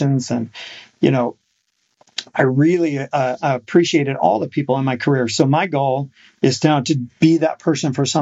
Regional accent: Iowa City, Iowa, United States; now in Oklahoma, United States; I grew up in Iowa City

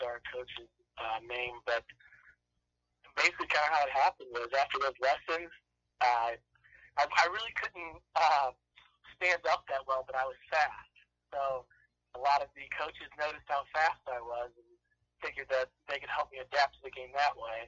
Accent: Toledo, Ohio, United States; also born or lived in Bedford, Michigan; Born and raised in Toledo

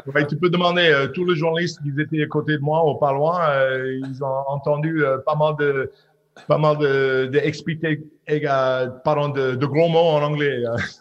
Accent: Squamish, British Columbia, Canada; French is a second language; moved away as an adult; also born or lived in Clermont-Ferrand / Oyonnax / Aix-en-Provence; c'est où j'ai grandi euh, à Squamish, euh, au côte ouest du Canada

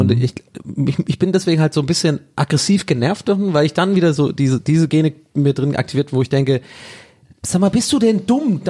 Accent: Tübingen, Baden-Württemberg, Germany; now in Berlin, Germany; bei uns in Tübingen gab es diese Komposthaufen

